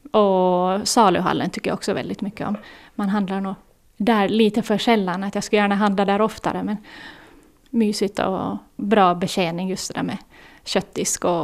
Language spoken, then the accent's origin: Swedish; Åland, Finland; accent: Åland Swedish; Jag vill ju gärna behålla kvar åländskan så mycket som möjligt åtminstone. Så jag blir alltid förvånad när folk säger här att jaha, är du från Åland? Så säger jag, ja, hur visste du det?